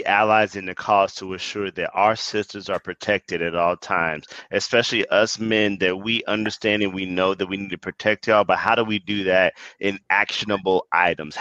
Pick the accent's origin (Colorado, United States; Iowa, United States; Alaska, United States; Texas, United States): Texas, United States; As a Texas native.